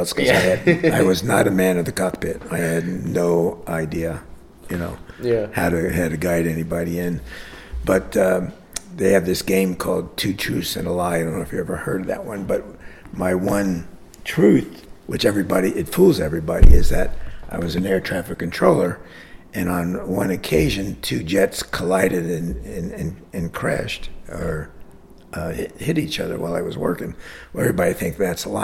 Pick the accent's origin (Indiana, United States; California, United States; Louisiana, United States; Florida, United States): Florida, United States; Hialeah; also born or lived in Jersey City; I grew up in Hialeah